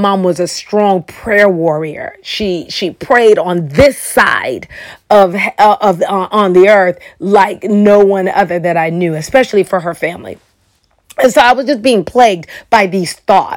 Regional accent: Chicago, Illinois, United States; now in Oklahoma, United States; I'm originally from Chicago, and I moved to Oklahoma

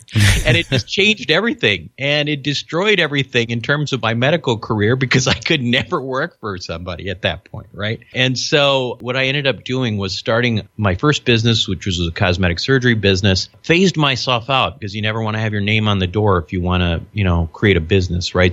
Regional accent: Minnesota, United States; I'm a child of immigrants. I'm, you know, I, I grew up in Minnesota.

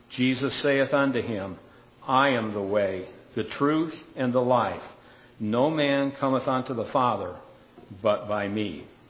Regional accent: Michigan, United States; moved away as an adult; I was kidded a lot about asking if I was from Minnesota because of the way I pronounced some words. And I said, no, I was from Michigan

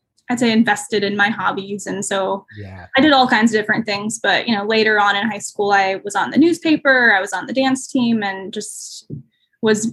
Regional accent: Davis, California, United States; also born or lived in San Luis Obispo, California / Bay Area, California; now in Sacramento, United States; I am originally from Davis, California

